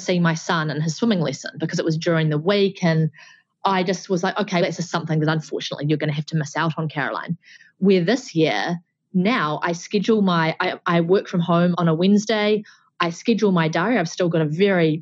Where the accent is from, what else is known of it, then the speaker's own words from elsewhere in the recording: New Zealand; being a Kiwi